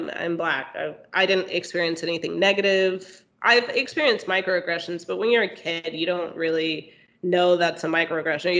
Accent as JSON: {"language": "English", "region": "Texas", "country": "United States", "tie": "born or raised there", "moved": "as an adult", "said": "I grew up in Texas"}